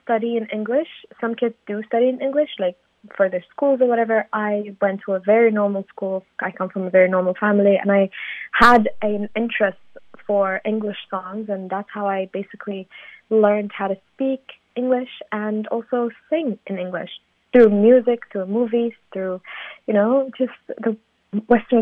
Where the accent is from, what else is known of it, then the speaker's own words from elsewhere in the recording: Sulaymaniyah, Kurdistan Region, Iraq; I'm from Slemani, and Slemani is a city in the region